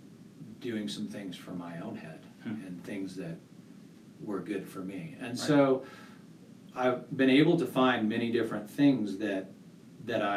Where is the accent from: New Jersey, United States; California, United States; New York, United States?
California, United States; Santa Barbara County; moved away as an adult; also born or lived in Santa Cruz, California; now in Colorado Springs, United States; I grew up in Santa Barbara County